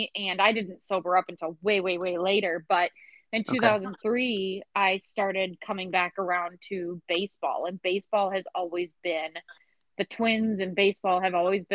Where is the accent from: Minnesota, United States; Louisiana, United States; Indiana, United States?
Minnesota, United States; St. Cloud; I grew up in St. Cloud, Minnesota